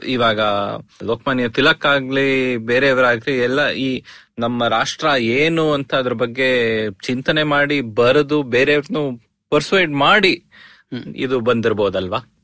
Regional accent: Bangalore, Karnataka, India; ನಾನು ಅಂದ್ರೆ ಹುಟ್ಟಿ ಬೆಳೆದಿದ್ದು ಬೆಂಗಳೂರಲ್ಲಿ ಸೊ ನಂಗೆ ಆ ಬೆಂಗಳೂರು ಎಸ್ಪೆಷಲಿ ಸೌತ್ ಬೆಂಗಳೂರು

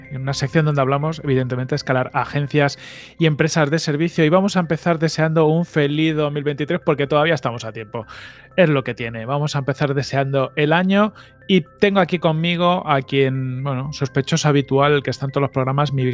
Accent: Táchira, Venezuela; yo mira que yo soy gocho

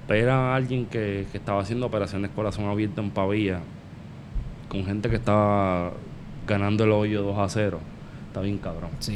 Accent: Vega Baja, Puerto Rico; yo soy de Vega Baja

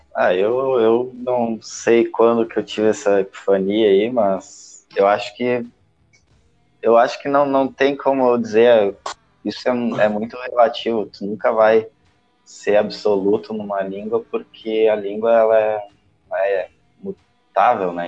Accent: Brazil; accent: Brazilian; perder o sotaque brasileiro

